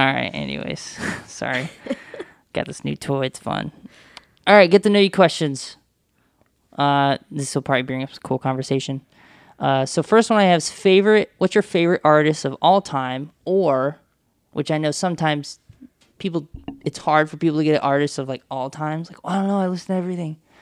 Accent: the South, United States; now in Toledo, United States; I'm from the South.

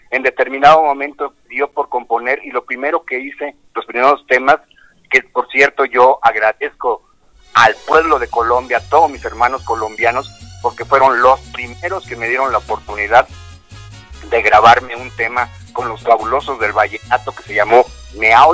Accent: Veracruz, Mexico; yo en la ciudad de Veracruz, soy jarocho, hombre.

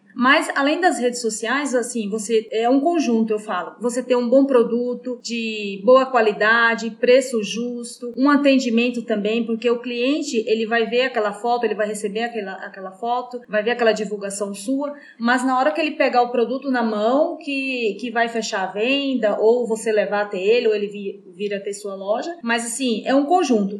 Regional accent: Ipirá, Bahia, Brazil; now in Iracemápolis, Brazil; eu sou nascida em Pirá, no estado da Bahia, uhum. mas moro aqui em Iracemápolis desde 2001.

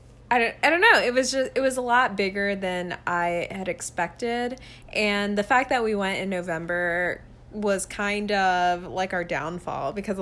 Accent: Columbus, Georgia, United States; moved away as an adult; also born or lived in Orlando; now in Buffalo, United States; I grew up in Columbus, Georgia.

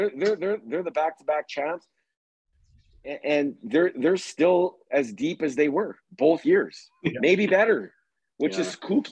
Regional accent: Edmonton, Alberta, Canada; I'm from Edmonton

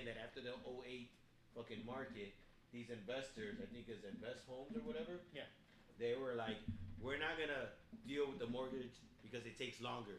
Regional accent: Chicago, Illinois, United States; I don't need to, but I'm from Chicago. I'm from the west side of Chicago.

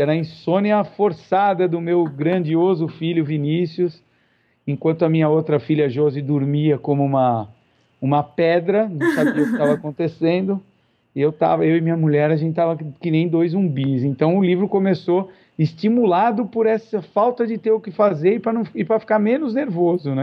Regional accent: São Paulo, Brazil; now in Curitiba, Brazil; eu moro em Curitiba perto de 22 anos, eh, nasci em São Paulo

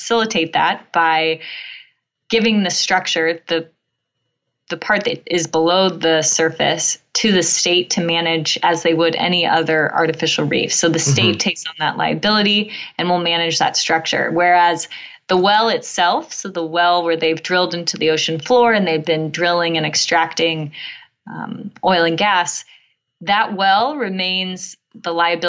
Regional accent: California, United States; I grew up in California

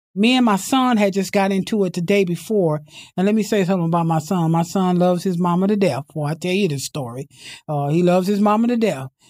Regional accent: Imperial Valley, California, United States; also born or lived in San Diego; I came from the Imperial Valley, that's where I was born and raised

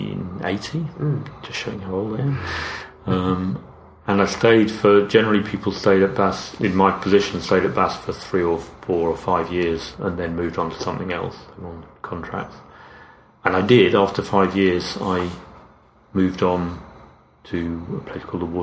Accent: London, United Kingdom; moved away as an adult; also born or lived in Cambridge; now in Royston, United Kingdom; So I grew up in outer London, the London suburbs.

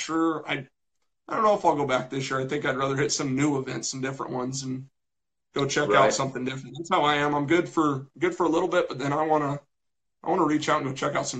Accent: Colorado, United States; I'm from Colorado

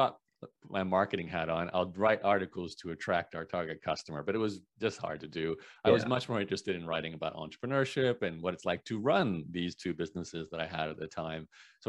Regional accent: Brisbane, Queensland, Australia; accent: Canadian; Yeah, so the short version, born and raised in Brisbane, Australia, Canadian parents who are actually immigrants to Canada from Eastern Europe. But, you know, pretty much lived in Australia, despite having a Canadian accent

